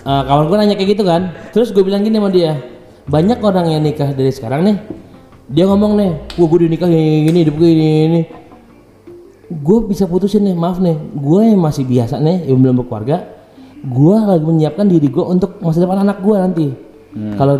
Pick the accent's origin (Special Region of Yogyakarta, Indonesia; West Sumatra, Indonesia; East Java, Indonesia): West Sumatra, Indonesia; Padang; Mas Insan udah tau kan oh, gue orang Padang ya udah kayak udah kayak udah gitu.